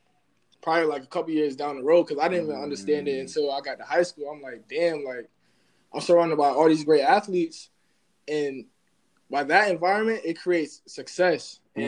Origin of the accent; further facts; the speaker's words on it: Bloomfield, United States; I grew up in Bloomfield.